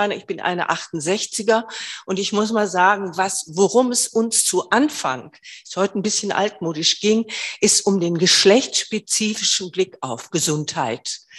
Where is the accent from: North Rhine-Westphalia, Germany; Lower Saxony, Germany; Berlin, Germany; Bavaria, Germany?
Berlin, Germany; In Berlin gibt es, ich komme aus Berlin, das Bündnis für sexuelle Selbstbestimmung